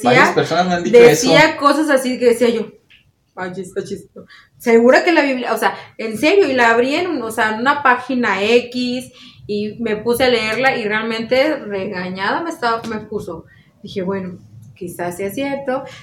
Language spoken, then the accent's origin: Spanish; Mexico; qué tan extrañas y qué, tan, fuertes somos los mexicanos.